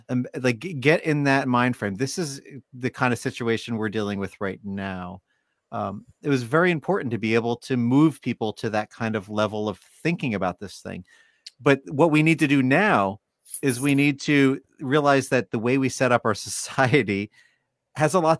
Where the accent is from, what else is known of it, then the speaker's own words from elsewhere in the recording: New York, United States; moved away; I lived in New York for most of my life